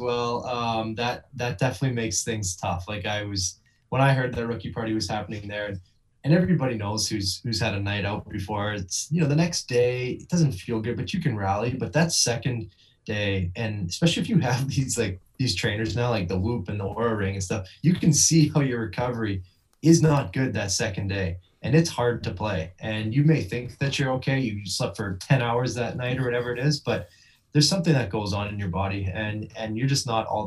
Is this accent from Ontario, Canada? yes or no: no; Vancouver, British Columbia, Canada; Vancouver, my hometown